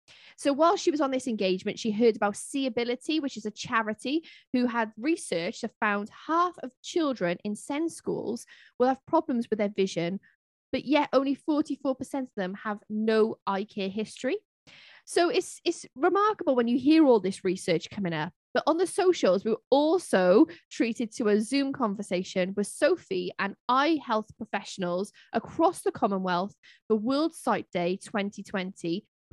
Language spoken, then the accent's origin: English; Cardiff, Wales, United Kingdom; they were in Cardiff, my hometown.